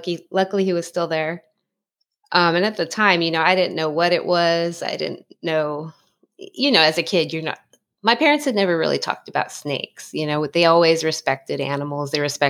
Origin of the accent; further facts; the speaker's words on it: San Dimas, California, United States; I'm outside in Southern California. I grew up in San Dimas, California, Los Angeles County.